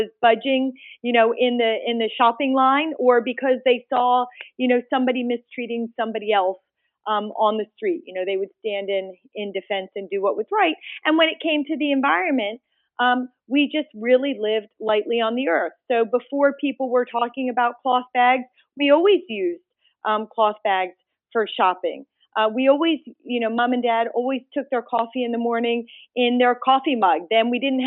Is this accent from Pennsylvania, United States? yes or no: yes; outside of Philadelphia, Pennsylvania, United States; also born or lived in India; Just a little bit outside of Philadelphia, actually in the Delaware River watershed